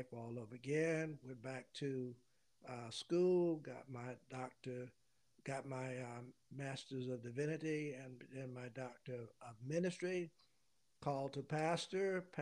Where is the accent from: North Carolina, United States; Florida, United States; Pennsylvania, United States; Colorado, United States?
North Carolina, United States; Louisburg; I grew up in Lewisburg, North Carolina. It's about 30 miles north of Raleigh, the capital.